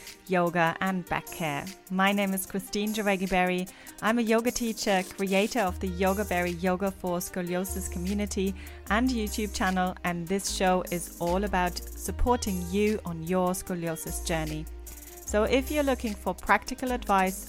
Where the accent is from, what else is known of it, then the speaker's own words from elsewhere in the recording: Germany; now in London, United Kingdom; I'm originally from Germany